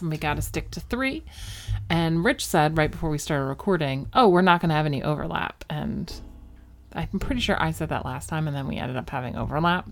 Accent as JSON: {"language": "English", "area": "Philadelphia suburbs", "region": "Pennsylvania", "country": "United States", "tie": "born or raised there", "said": "I grew up in Philly. I grew up in the Philly suburbs. Delco, represent."}